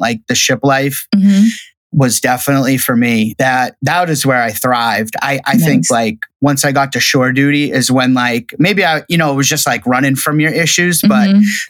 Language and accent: English; Shirley, Massachusetts, United States; also born or lived in Sasebo, Japan / Virginia; I'm from Shirley, Massachusetts